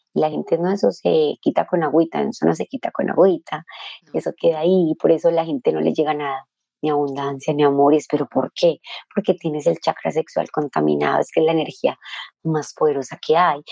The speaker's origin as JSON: {"language": "Spanish", "country": "Colombia", "said": "yo era colombiana"}